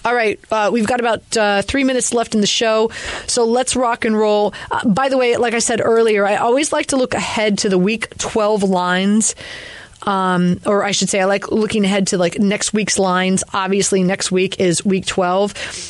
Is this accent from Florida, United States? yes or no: yes; Miami, Florida, United States; now in Northeast, United States; In the South, I'm from Miami.